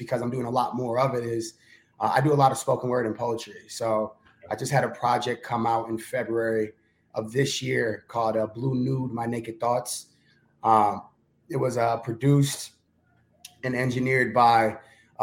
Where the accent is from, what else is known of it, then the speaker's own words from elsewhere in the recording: Chicago, Illinois, United States; I'm from Chicago and I live in Chicago